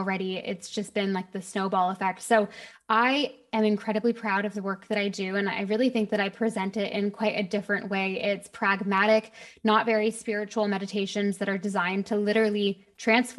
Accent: Canada; moved away as an adult; also born or lived in London, United Kingdom; now in Bahamas; I actually live in the Bahamas right now, but I'm originally Canadian, lived in London for most of my early 20s

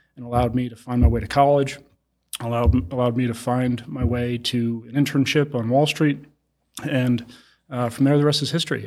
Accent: Long Island, New York, United States; I grew up in Long Island and, uh, to a very middle-class family.

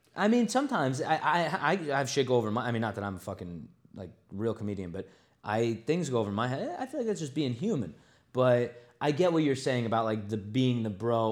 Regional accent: New York, United States; also born or lived in Los Angeles; being from New York

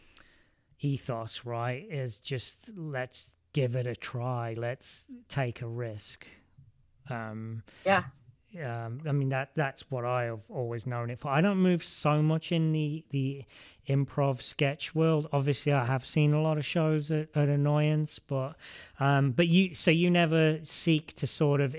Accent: England, United Kingdom; being English

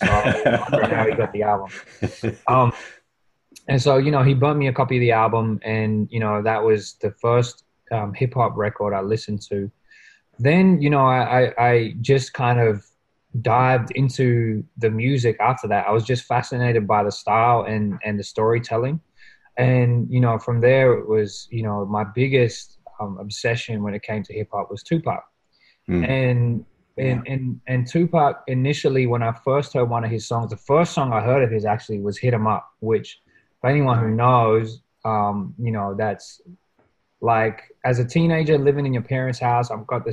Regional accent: Australia; a Australian born to migrant parents in Australia

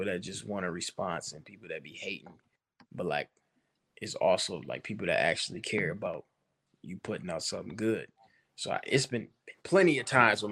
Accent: Pontiac, Michigan, United States; coming from Pontiac and being in such a messed up situation in life, it motivated me to be better

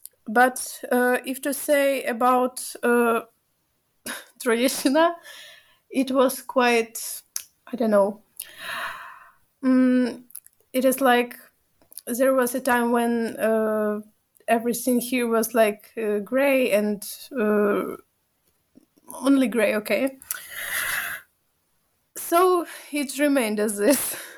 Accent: Ukraine; okay, I'm from Ukraine, but I had an opportunity to run from this.

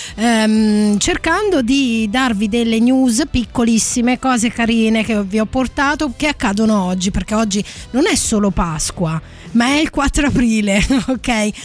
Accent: Abruzzo, Italy; io sono abruzzese

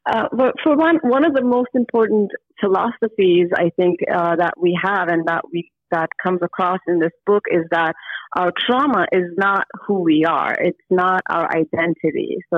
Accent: Germany; born there; also born or lived in Istanbul, Turkey; I was born in Germany and then I moved to Istanbul and then I moved here and then I moved back to Istanbul.

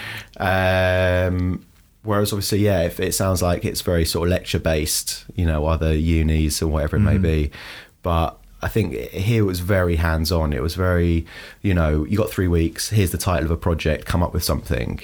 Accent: London, United Kingdom; from London, from Northwest London

